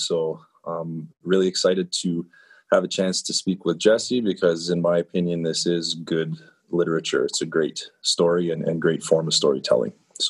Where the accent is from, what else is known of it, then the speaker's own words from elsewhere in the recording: Iroquois Falls, Ontario, Canada; also born or lived in Thunder Bay, Ontario; I'm from Iroquois Falls, Ontario.